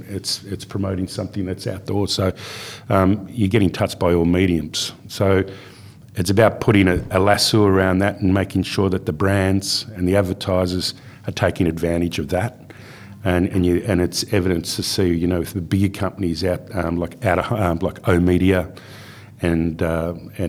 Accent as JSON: {"language": "English", "town": "Melbourne", "region": "Victoria", "country": "Australia", "tie": "born or raised there", "also_born_or_lived": "Perth, Western Australia / Carnarvon, Western Australia", "moved": "as an adult", "said": "I grew up in Melbourne. I grew up in Bayside, Melbourne."}